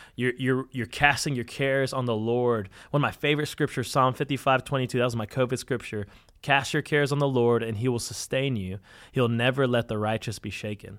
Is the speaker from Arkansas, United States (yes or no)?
yes; Conway, Arkansas, United States; we're from Conway and Arkansas, Central Arkansas